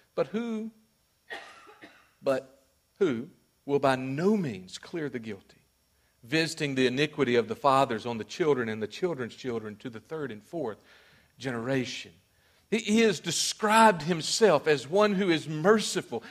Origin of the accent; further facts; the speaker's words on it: Mississippi, United States; I'm from Mississippi